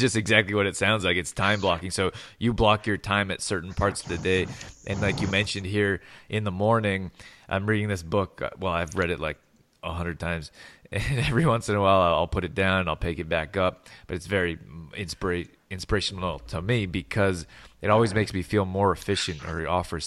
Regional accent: Calgary, Alberta, Canada; I'm from Calgary, Alberta, and it's a big business area

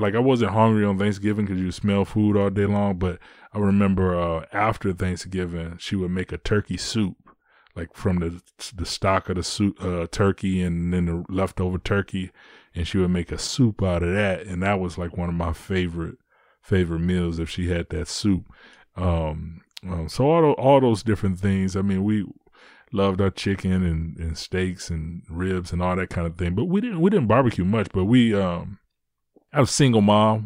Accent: Detroit, Michigan, United States; I live in Detroit. I'm from Detroit

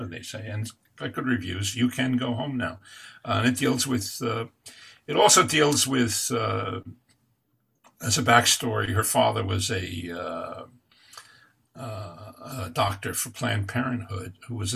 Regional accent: Catskill Mountains, New York, United States; growing up in the Catskill Mountains, which is where I'm from

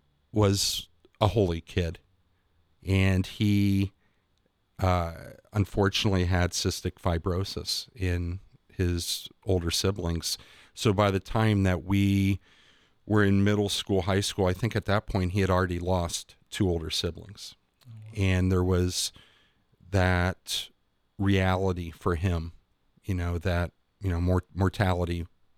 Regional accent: Newark, Ohio, United States; I grew up Methodist in Newark

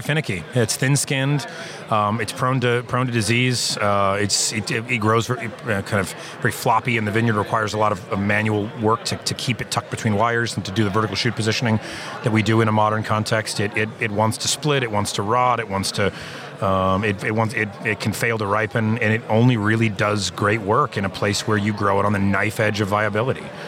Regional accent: Lodi, California, United States; moved away; also born or lived in Oregon; I worked the harvest of 1993 at a winery in my hometown of Lodi, California

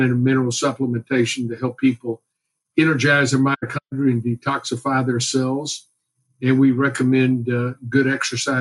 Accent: Houston, Texas, United States; I grew up here in Houston, went to the University of Texas, and then came back to Houston

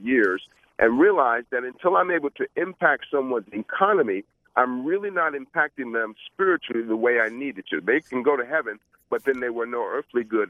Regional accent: New York City, New York, United States; moved away as an adult; now in Orlando, United States; I grew up in Brooklyn, New York

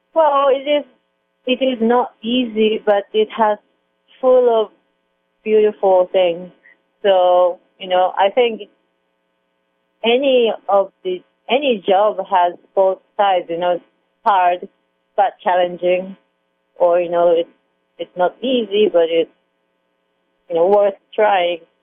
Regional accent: Hamamatsu, Shizuoka, Japan; English is a second language; moved away as an adult; my hometown Hamamatsu, Japan

